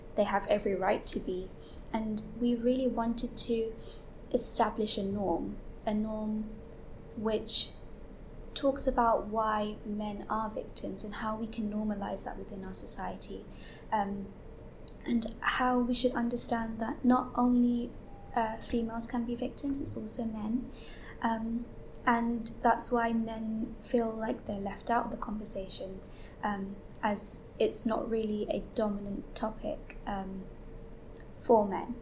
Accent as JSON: {"language": "English", "region": "London", "country": "United Kingdom", "said": "I'm 18 from East London"}